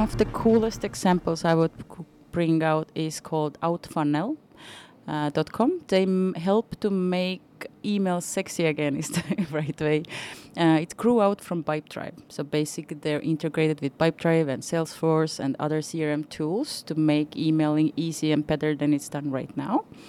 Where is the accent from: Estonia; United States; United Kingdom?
Estonia; Viljandi, Viljandi County; born or raised there